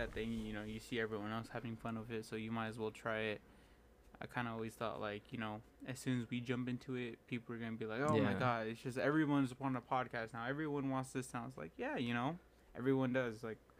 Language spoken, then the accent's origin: English; Sacramento, California, United States; this is my hometown